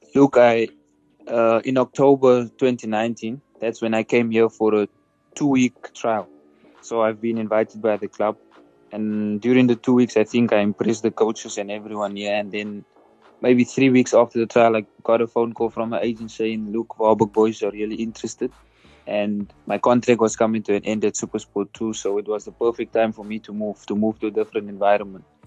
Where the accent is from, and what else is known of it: South Africa; moved away as an adult